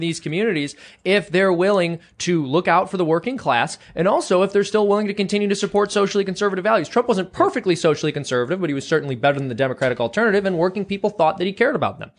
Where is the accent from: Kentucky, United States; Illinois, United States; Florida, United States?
Illinois, United States; Chicago; moved away; I'm from the Chicago area originally.